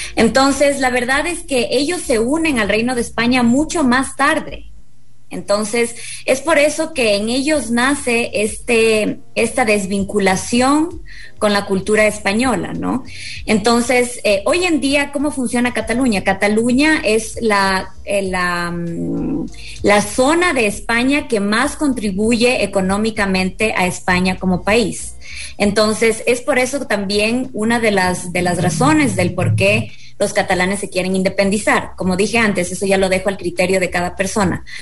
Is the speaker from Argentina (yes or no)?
no; Ecuador; nosotros los ecuatorianos